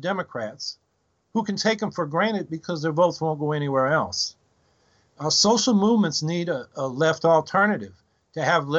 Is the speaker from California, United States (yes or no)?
yes; San Francisco Bay Area, California, United States; I come from the San Francisco Bay Area. I came up in the 50s and 60s.